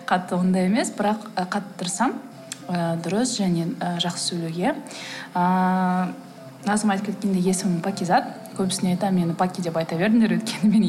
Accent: Kazakhstan; moved away; мен мысалы ауылда өстім

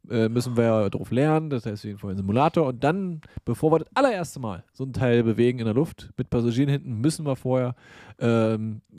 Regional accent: East Germany, Germany; ich komme aus dem Osten, der weiß, Brücken bauen geht.

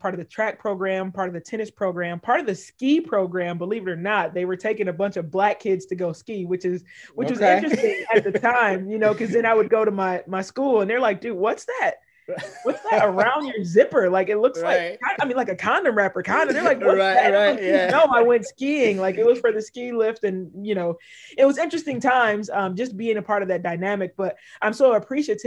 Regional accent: Detroit, Michigan, United States; I'm originally from Detroit, Michigan. So was born in the early 80s

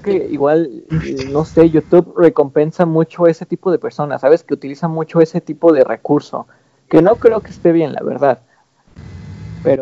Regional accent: Mexico City, Mexico; moved away; yo también viví eh, pues una buena parte de mi infancia igual en Iztapalapa

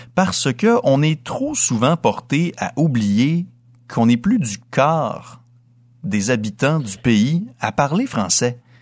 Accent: Dolbeau-Mistassini, Quebec, Canada; Je suis originaire de Dolbeau-Mistassini au lac Saint-Jean, donc à 300 km au nord de la ville de Québec

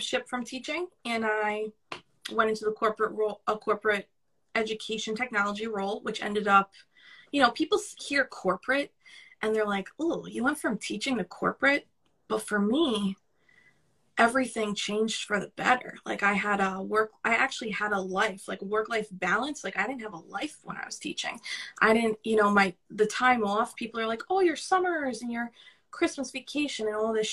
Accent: New York City, New York, United States; accent: New York; I really hear my New York accent right now compared to yours

